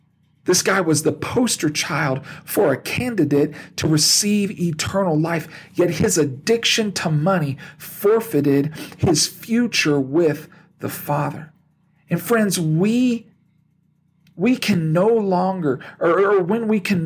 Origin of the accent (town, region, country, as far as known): United States